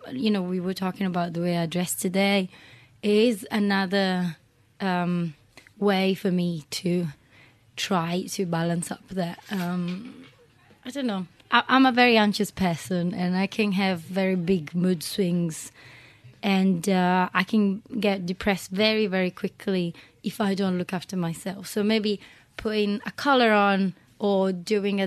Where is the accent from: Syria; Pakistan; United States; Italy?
Italy; English is a second language; moved away as an adult; also born or lived in Berlin, Germany / London, United Kingdom / Glasgow, United Kingdom; now in United Kingdom; I was born in Italy, which is a very Catholic country